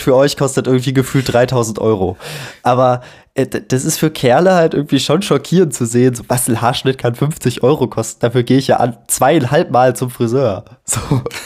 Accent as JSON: {"language": "German", "region": "Hesse", "country": "Germany", "moved": "yes", "lives_now": "Munich, Germany", "said": "ich komme ja aus der Provinz. Ne? In Hessen"}